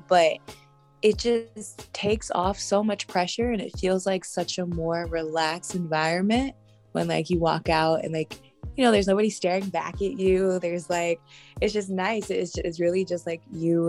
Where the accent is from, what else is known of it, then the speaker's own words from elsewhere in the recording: South Florida, United States; Born and raised in South Florida.